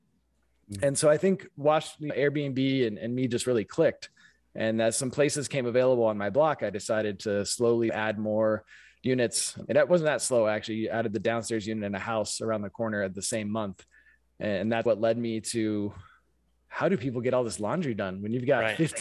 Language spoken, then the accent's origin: English; San Francisco Bay Area, California, United States; moved away as an adult; now in Milwaukee, United States; I grew up in the San Francisco Bay Area